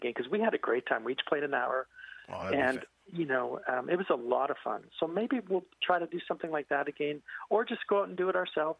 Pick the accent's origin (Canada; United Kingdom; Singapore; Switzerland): Canada; British Columbia; So two guys come from Nova Scotia. I come from British Columbia.